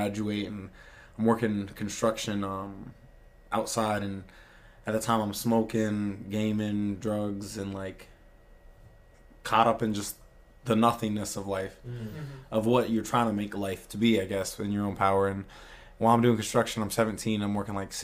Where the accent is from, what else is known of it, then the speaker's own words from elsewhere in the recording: Virginia, United States; I grew up in Virginia